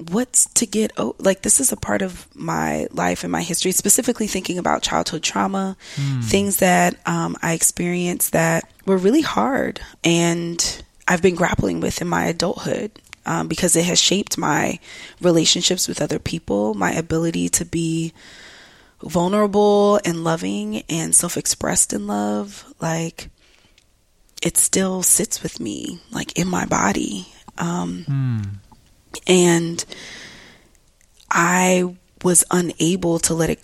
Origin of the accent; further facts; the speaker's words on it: Atlanta, Georgia, United States; I grew up in the South. I grew up in Atlanta, Georgia, or Metro Atlanta rather